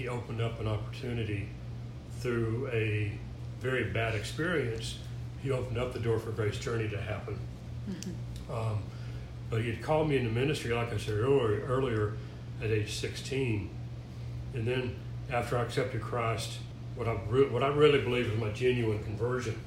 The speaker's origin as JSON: {"language": "English", "region": "Tennessee", "country": "United States", "tie": "born or raised there", "also_born_or_lived": "Atlanta, Georgia / Phoenix, Arizona", "moved": "as an adult", "said": "my hometown in Tennessee, moved down to Atlanta"}